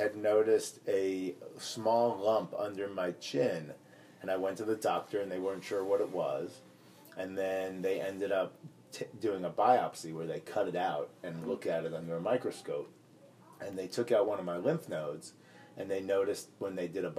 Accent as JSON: {"language": "English", "country": "United States", "tie": "born or raised there", "said": "I grew up just outside of New York"}